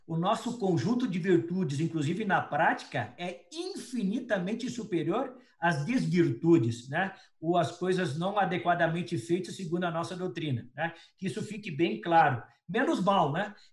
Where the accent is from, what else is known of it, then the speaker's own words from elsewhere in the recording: Criciúma, Santa Catarina, Brazil; moved away; O pior é o seguinte, saí de Criciúma para Porto Alegre